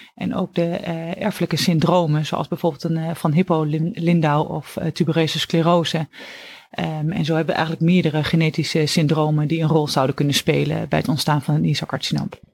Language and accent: Dutch; Oldenzaal, Overijssel, Netherlands; moved away as an adult; now in Utrecht, Netherlands; Ik ben afkomstig uit het oosten van het land, uit Oldenzaal. En ben daar geboren en heb, ben daar eigenlijk ook mijn hele jeugd opgegroeid